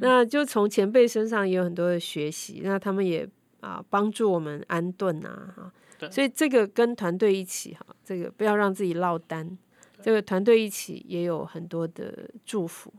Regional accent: Taiwan; 外表看起来可能像我们台湾人、华人

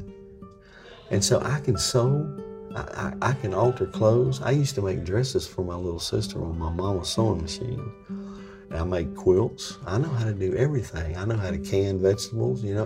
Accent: Franklin County, Virginia, United States; I'm from Virginia, okay? I was born in the foothills of the Blue Ridge Mountains in Franklin County, Virginia

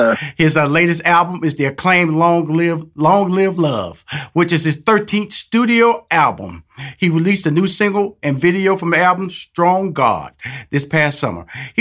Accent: Houston, Texas, United States; I'm from Houston, Texas.

